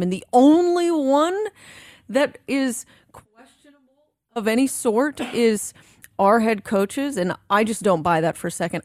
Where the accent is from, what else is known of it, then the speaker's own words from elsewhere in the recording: California, United States; now in Las Vegas, United States; we're both from California and we moved to Vegas.